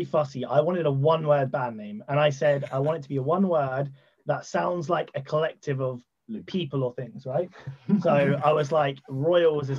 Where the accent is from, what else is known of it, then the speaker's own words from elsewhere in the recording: London, United Kingdom; now in Southampton, United Kingdom; I didn't grow up here. I grew up in London, so I'm from London.